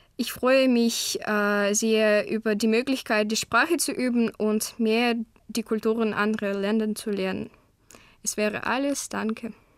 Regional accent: Krasnoyarsk Krai, Russia; first language Russian; German is a second language; Ich komme aus Krasnojarsk in Russland

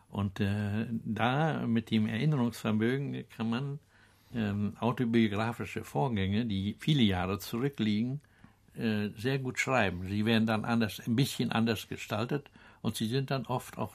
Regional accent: Benz, Mecklenburg-Vorpommern, Germany; Ja, äh, meine Heimat. Ja. Ja, ich äh, habe, ich bin äh, in Drei Kilometer hinter dieser Küste gibt es eine Kirche, der ein Ort, der heißt

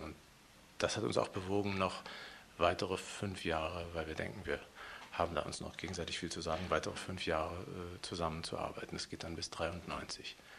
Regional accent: Leipzig, Saxony, Germany; moved away as an adult; also born or lived in West Berlin / Hannover / Hamburg / Vienna; now in Munich, Germany; Ich bin in der Gottschedstraße geboren, da aufgewachsen

